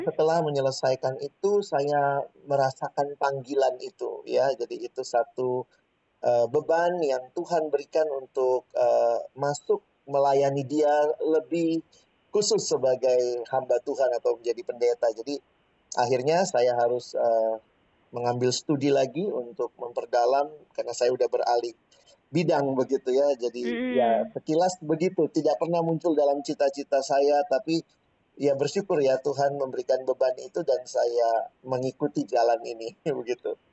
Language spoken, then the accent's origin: Indonesian; Makassar, South Sulawesi, Indonesia; now in Jakarta, Indonesia; saya lahir dan besar di kota Makassar